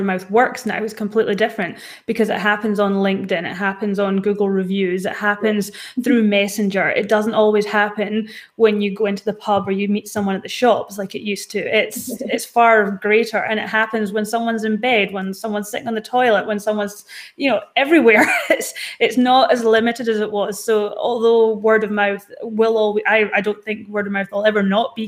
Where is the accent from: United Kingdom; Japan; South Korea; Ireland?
United Kingdom; Scotland; now in Perth, Australia; Scottish girl here